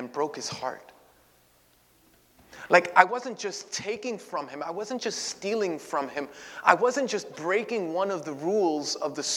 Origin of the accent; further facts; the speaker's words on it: New York City, New York, United States; I had lived in that neighborhood my entire life